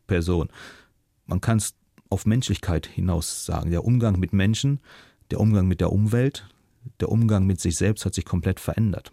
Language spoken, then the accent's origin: German; Germany; moved away as an adult; also born or lived in China